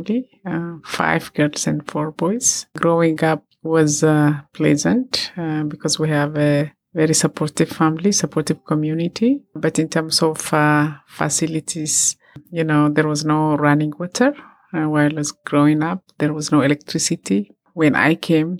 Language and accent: English; Ethiopia; I come from Ethiopia